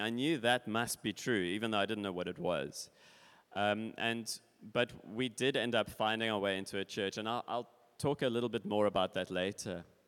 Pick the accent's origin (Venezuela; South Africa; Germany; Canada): South Africa; Cape Town, Western Cape; moved away as an adult; now in Switzerland; I was born in Cape Town. I grew up in Cape Town